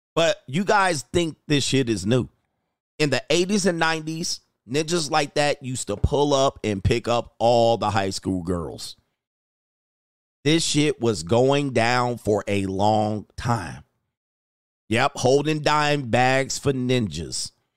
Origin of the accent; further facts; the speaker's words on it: Southern California, United States; also born or lived in Orange County; living in Orange County, growing up in Southern California, going to nightclubs in L